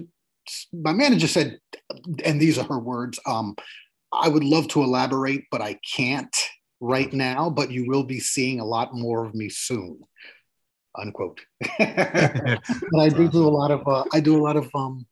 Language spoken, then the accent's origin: English; New York City, New York, United States; now in Westchester County, United States; I grew up in the South Bronx of New York City, you know, in the 80s and 90s